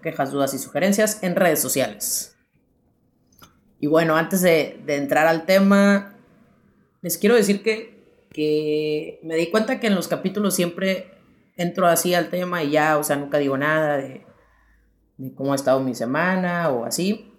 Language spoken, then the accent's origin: Spanish; Sonora, Mexico; moved away as an adult; also born or lived in León, Guanajuato; now in Spain; soy de Sonora, vivo en León